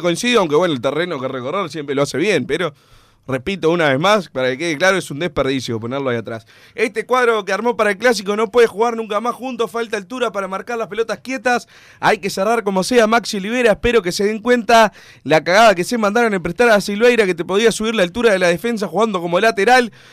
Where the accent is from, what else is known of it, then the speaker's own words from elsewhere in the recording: Montevideo, Uruguay; soy capitalino orgulloso y, del núcleo de la ciudad.